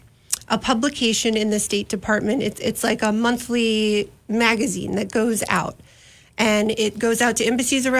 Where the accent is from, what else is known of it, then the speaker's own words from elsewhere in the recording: D.C., East Coast, United States; now in Missoula, United States; I was born and raised on the East Coast in a suburb outside Washington, D.C., but my mother's side of the family is from Montana